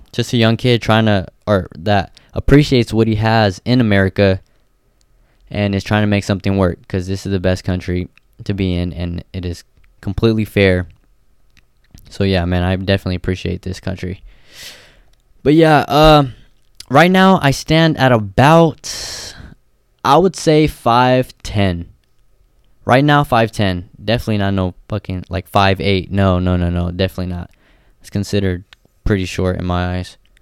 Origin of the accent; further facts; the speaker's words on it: Stockton, California, United States; also born or lived in Livermore, California / Bay Area; I was born and raised in Stockton, uh, till about third grade